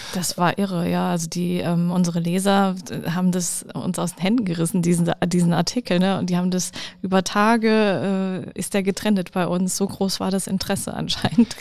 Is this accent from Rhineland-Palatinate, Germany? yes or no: yes; Rhineland-Palatinate, Germany; bei uns in der Pfalz